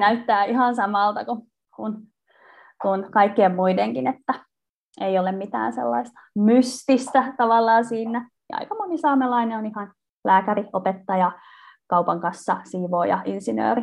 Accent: Vantaa, Uusimaa, Finland; moved away; also born or lived in Turku / Oulu; mä olen kotoisin Vantaalta

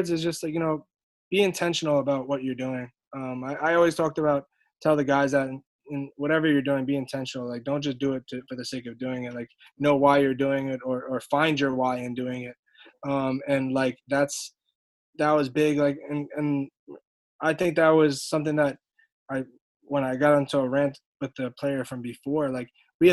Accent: New York City, New York, United States; born or raised there

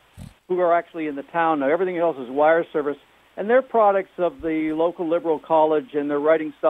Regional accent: a smaller town outside of Seattle, Washington, United States; moved away; It's outside of Seattle in a smaller town I grew up in.

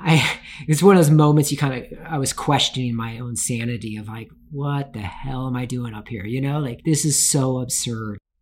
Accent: Tacoma, Washington, United States; I grew up in Tacoma, Washington

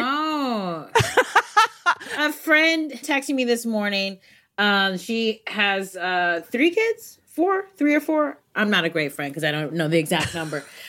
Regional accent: United States; my Americanness

